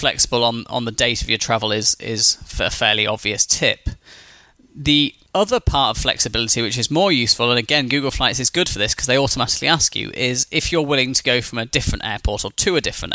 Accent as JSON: {"language": "English", "town": "Newcastle upon Tyne", "region": "North East England", "country": "United Kingdom", "tie": "born or raised there", "said": "my hometown of Newcastle in the United Kingdom"}